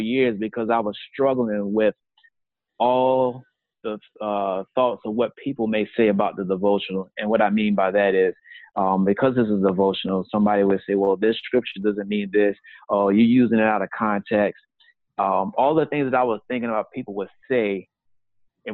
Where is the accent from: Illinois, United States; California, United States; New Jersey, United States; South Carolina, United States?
South Carolina, United States; moved away as an adult; also born or lived in Brooklyn, New York; the small town where I grew up in South Carolina.